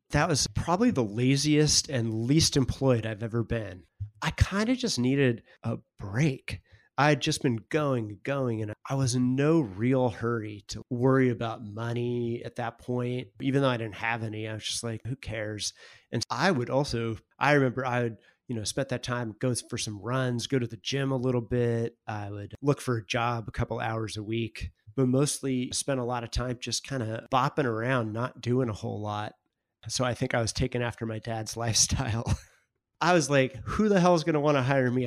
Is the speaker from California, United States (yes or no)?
yes; Northern California, United States; moved away as an adult; also born or lived in Oregon / Boston; now in New York, United States; I grew up in California, went to college in Oregon, and then I spent six or so years in Boston